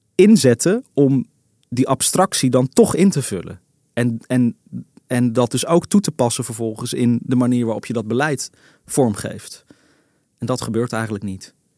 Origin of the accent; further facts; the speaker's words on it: Netherlands; ik ben een Hollander